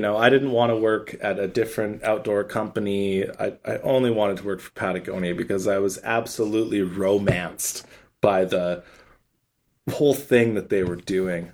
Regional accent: Calgary, Alberta, Canada; now in Vancouver, Canada; We grew up in Calgary together

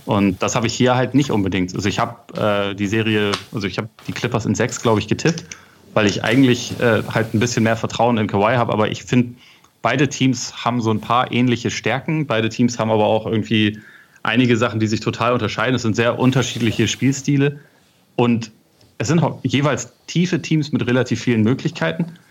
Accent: Northern Germany, Germany; bei uns in Norddeutschland

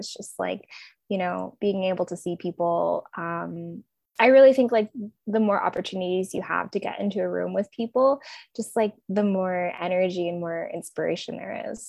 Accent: Portland, Oregon, United States; moved away as an adult; now in Brooklyn, United States; I moved to Brooklyn. I grew up on the West Coast, actually. I grew up in Portland, Oregon.

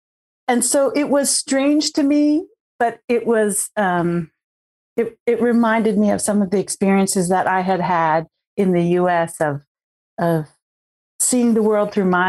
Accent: California, United States; also born or lived in Oregon / Washington; Even though I'm from a tribe from Northern California, I grew up in California, Oregon, and Washington State.

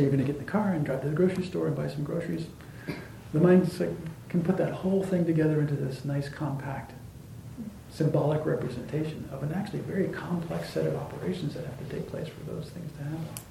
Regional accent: Arizona, United States; where I grew up in Arizona

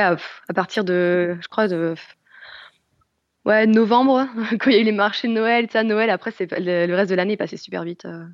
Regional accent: France; moved away as an adult; now in Germany; en tant que Française

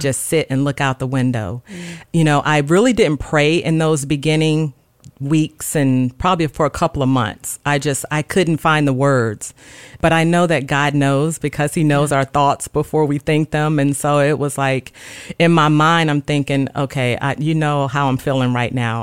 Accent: Gulfport, Mississippi, United States; moved away as an adult; now in Dover, United States; I was born and raised in Gulfport, Mississippi.

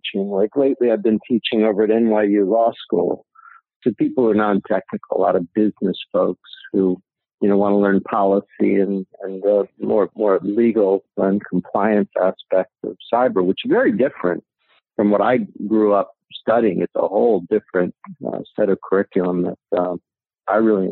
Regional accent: New Jersey, United States; I grew up in New Jersey

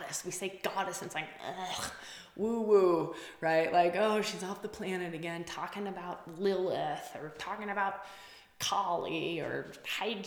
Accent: Wisconsin, United States; I'm from Wisconsin, we say bubbler.

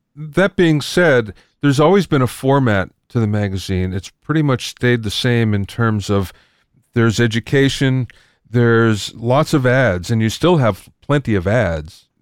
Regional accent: Pennsylvania, United States; now in California, United States; I came from Pennsylvania originally

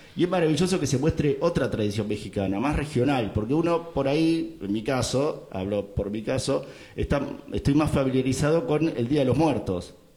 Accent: Argentina; siendo argentino

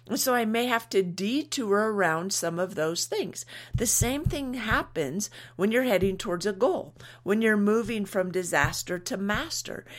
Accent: United States; we're American

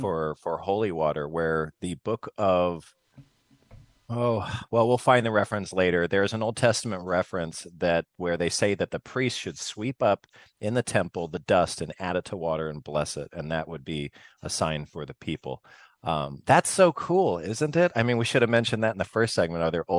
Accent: Arizona, United States; I grew up in Southern Arizona

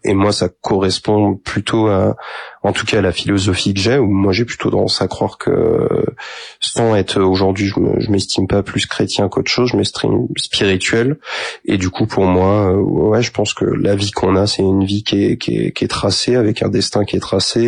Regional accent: Saint-Mathurin-sur-Loire, Pays de la Loire, France; also born or lived in Angers; j'ai grandi après à Saint-Mathurin, euh, donc entre Angers et Saumur

